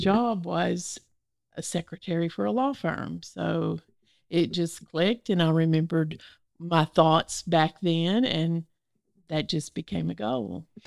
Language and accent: English; Northeast Arkansas, United States; now in Little Rock, United States; I grew up in Northeast Arkansas, in the rice fields